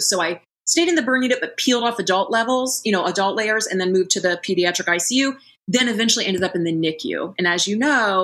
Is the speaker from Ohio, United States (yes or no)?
yes; Columbus, Ohio, United States; moved away as an adult; also born or lived in Bexley, Ohio / Bloomington, Indiana / Chicago, Illinois; now in California, United States; I just grew up in Columbus, Ohio, even though I live in California now. So I'm a Midwestern girl